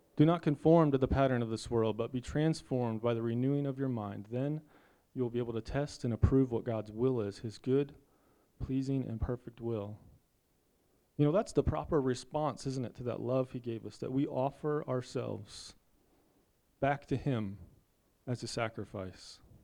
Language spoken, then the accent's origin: English; United States